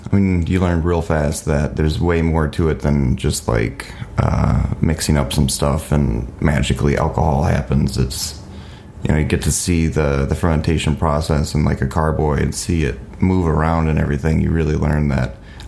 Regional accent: Watervliet, Michigan, United States; moved away as an adult; now in Grand Rapids, United States; my hometown called Arclight in Waterville, Michigan.

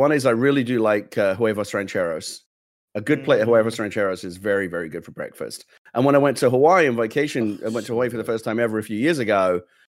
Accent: England, United Kingdom; moved away; I'm English

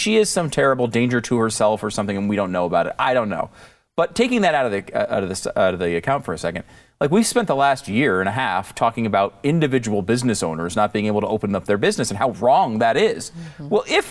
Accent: Connecticut, United States; Because I try to tell people I'm not a gun guy. Like, I grew up in Connecticut.

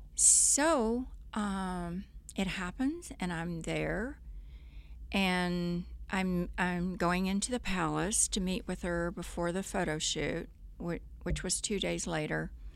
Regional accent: Corpus Christi, Texas, United States; moved away; in Corpus growing up, I, uh, if I wasn't sailing every day, I was riding a horse

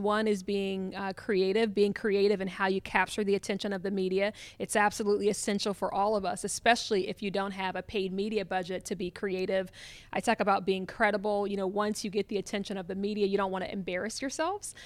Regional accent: Columbus, Ohio, United States; I'm from Columbus, Ohio

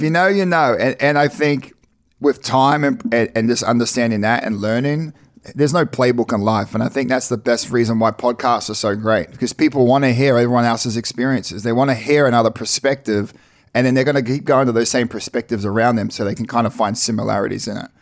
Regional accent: New Zealand; also born or lived in Ipswich, Australia; now in United States; We were born into the Mormon church, born and raised in New Zealand

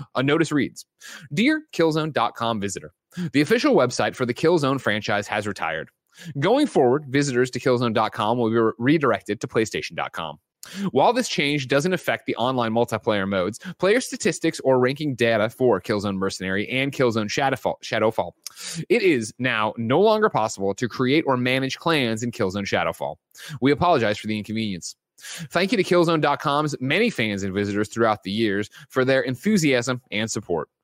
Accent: Illinois, United States

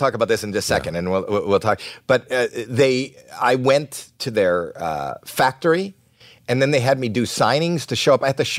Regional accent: Toronto, Ontario, Canada; moved away; I'm from Canada

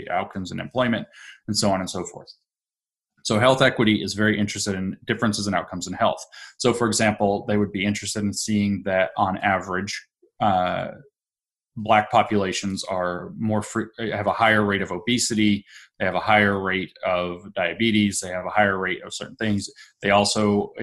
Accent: the South, United States; now in Appalachia, United States; growing up in the South

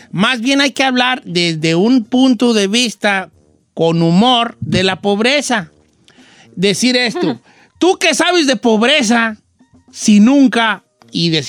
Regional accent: Guadalajara, Jalisco, Mexico; No, es que yo soy de Guadalajara, decimos concepto.

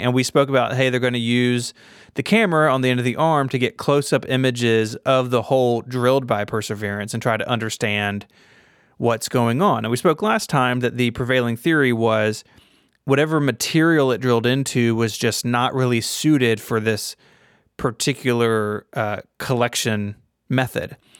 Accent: Memphis, Tennessee, United States; my hometown of Memphis

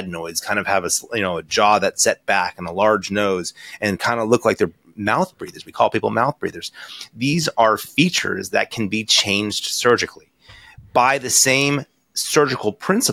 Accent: Connecticut, United States; moved away as an adult; also born or lived in New York / Boston / Baltimore; now in Newport Beach, United States; I'm an East Coast guy. You kind of went through my credentials before. I'm from Connecticut

